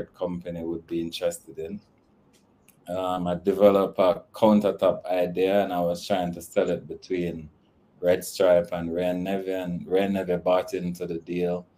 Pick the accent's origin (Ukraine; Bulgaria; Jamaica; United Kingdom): Jamaica; Kingston; also born or lived in United States; I was raised in a community called Jonestown, but then I left there at age 14. And I was at Waterloo Road, which is across from Devon House, and that's where I spent most of my teenage